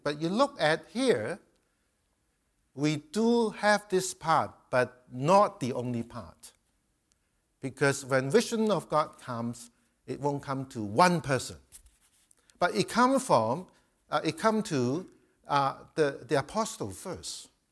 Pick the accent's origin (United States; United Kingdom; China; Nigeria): China; moved away; I'm a Chinese, I come from Chi, uh, Asia